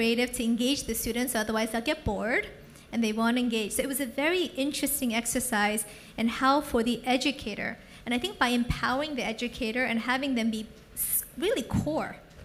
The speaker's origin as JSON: {"language": "English", "country": "United States", "also_born_or_lived": "San Francisco", "moved": "yes", "lives_now": "Singapore", "said": "I'm American, but I live in Singapore and San Francisco"}